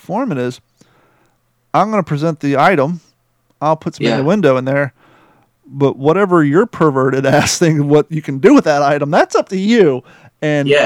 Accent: United States; also born or lived in Kentucky / Ohio; I grew up in Kentucky and Ohio

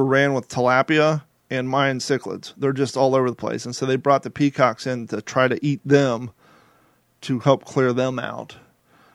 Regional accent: Kentucky, United States; moved away; also born or lived in Ohio; I grew up in Kentucky and Ohio

